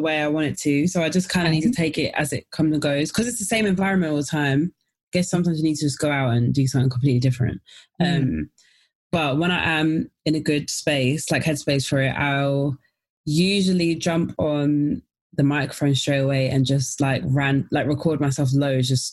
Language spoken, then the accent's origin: English; London, United Kingdom; from South London